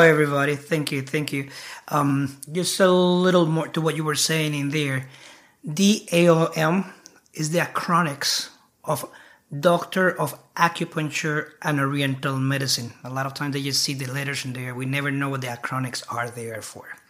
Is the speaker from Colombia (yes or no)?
yes; Bogotá, Colombia; now in United States; I'm from Colombia. I was born and uh, brought up in Bogota, Bogota City.